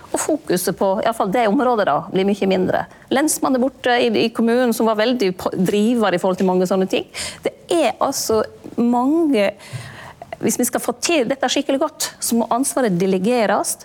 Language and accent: Norwegian; Lærdal, Vestland, Norway; hjemme i Lærdal, oppe i lia